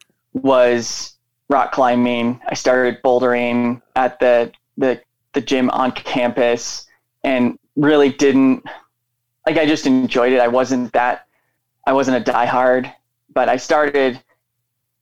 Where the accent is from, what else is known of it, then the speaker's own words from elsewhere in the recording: Seattle, Washington, United States; moved away as an adult; also born or lived in Montana; I grew up in the Seattle area